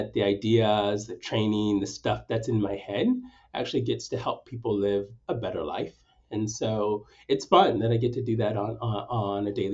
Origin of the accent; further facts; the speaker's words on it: Stockton, California, United States; also born or lived in Nanyuki, Kenya / Sacramento / Bakersfield; I was raised in the Central Valley, spent most of my time growing up in Stockton, but have also lived in Bakersfield